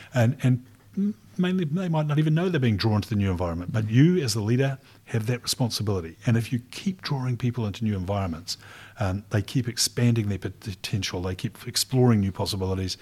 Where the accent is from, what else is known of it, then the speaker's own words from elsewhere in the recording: Rotorua, Bay of Plenty, New Zealand; also born or lived in Dunedin; now in Christchurch, New Zealand; I grew up in Rotorua